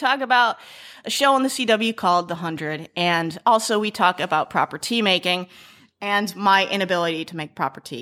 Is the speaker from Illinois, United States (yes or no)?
yes; Illinois, United States; I grew up in Illinois, the land of Lincoln